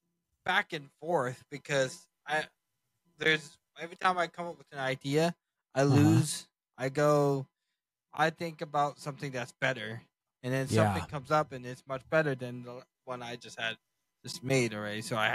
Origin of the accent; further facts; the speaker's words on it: Hutto, Texas, United States; I am from Hutto, Texas.